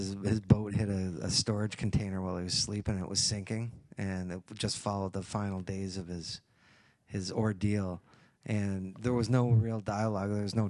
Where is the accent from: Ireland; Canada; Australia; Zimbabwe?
Canada; Fort Erie, Ontario; I grew up in Fort Erie